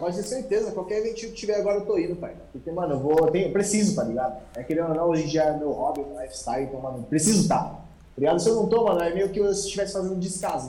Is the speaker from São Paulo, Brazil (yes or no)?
yes; São Paulo, Brazil; nasci em São Paulo, moro em São Paulo até hoje. Basicamente, eu nasci na mesma casa que eu estou morando até hoje.